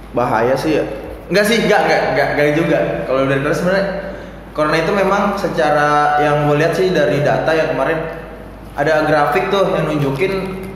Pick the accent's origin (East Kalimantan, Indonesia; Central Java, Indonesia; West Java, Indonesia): West Java, Indonesia; Depok; gua sih orang Depok asli